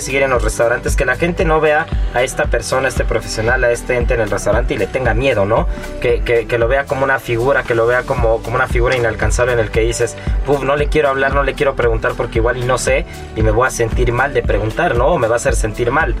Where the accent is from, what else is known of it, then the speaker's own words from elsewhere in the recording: Mexico; nos identifica como mexicanos